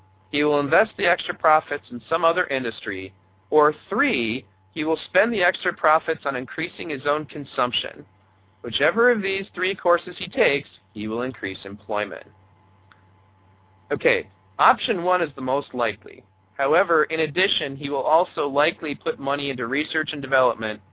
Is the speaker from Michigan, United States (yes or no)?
yes; Michigan, United States; my home state of Michigan